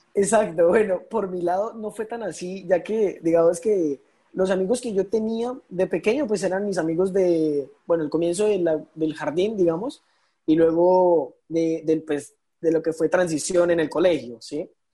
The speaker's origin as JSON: {"language": "Spanish", "region": "Arauca", "country": "Colombia", "said": "yo soy de acá de Arauca"}